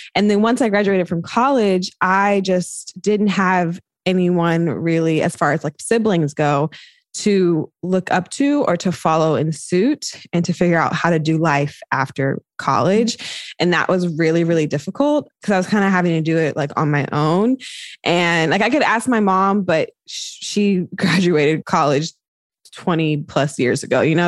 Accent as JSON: {"language": "English", "region": "North Carolina", "country": "United States", "moved": "as an adult", "lives_now": "Bay Area, United States", "said": "I'm from North Carolina"}